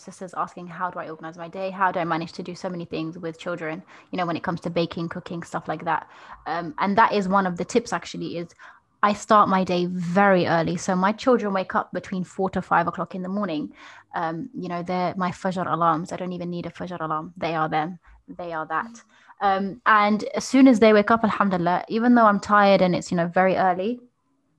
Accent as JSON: {"language": "English", "country": "Algeria", "tie": "born or raised there", "moved": "yes", "said": "I remember growing up in Algeria"}